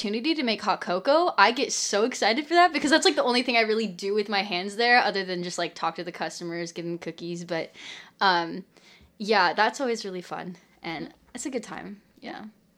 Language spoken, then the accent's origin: English; Linwood, United States; we're here in my hometown in Linwood, and we're in my dad's studio just recording a podcast.